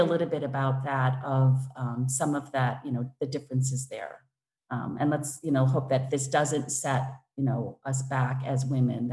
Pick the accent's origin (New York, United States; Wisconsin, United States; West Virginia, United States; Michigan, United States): Wisconsin, United States; moved away as an adult; now in London, United Kingdom; I grew up in Wisconsin